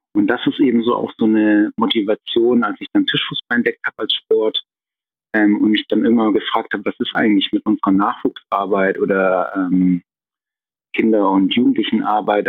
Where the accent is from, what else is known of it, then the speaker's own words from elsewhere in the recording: Tübingen, Baden-Württemberg, Germany; in Tübingen in meiner Heimatstadt